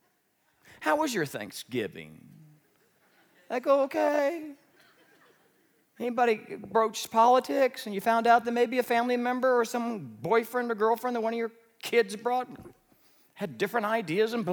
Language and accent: English; Midwest, United States; I grew up in the Midwest